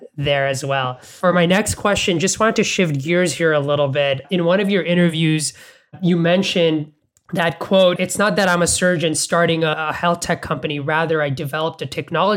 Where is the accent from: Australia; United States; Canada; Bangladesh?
Bangladesh; Dhaka, Dhaka Division; moved away; I grew up in Dhaka in Bangladesh